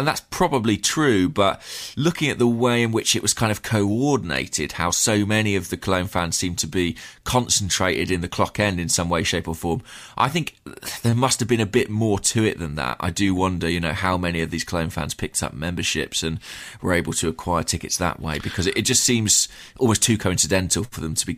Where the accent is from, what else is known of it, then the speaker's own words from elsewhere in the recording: England, United Kingdom; as English fans, as Arsenal fans, it's actually quite difficult to interpret it